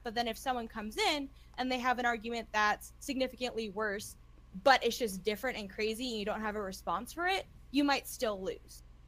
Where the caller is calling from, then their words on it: Austin, Texas, United States; also born or lived in Omaha, Nebraska; I am calling from Austin